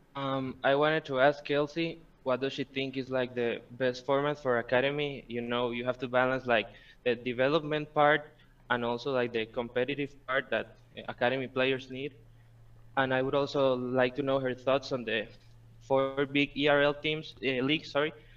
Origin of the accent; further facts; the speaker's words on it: Costa Rica; I'm from Costa Rica